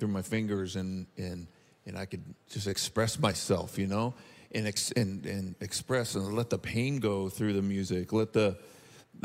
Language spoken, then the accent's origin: English; Bakersfield, California, United States; I grew up in Bakersfield, California, home of …